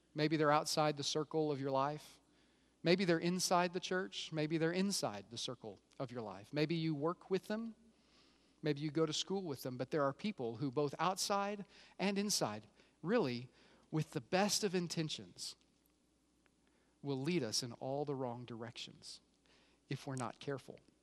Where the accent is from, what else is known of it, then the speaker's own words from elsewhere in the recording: Oklahoma, United States; I grew up in Oklahoma, so I've kinda got redneck flowing through my bane, veins.